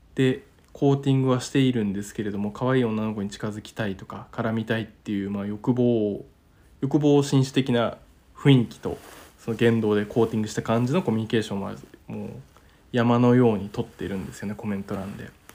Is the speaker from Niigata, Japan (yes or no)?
yes; Niigata, Japan; now in Tokyo, Japan; 地元新潟から東京まで